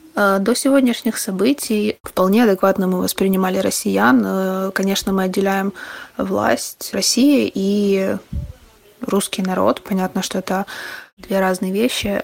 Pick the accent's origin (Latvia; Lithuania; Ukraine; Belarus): Ukraine; also born or lived in Kharkiv; Я украинка, всю жизнь живу в Украине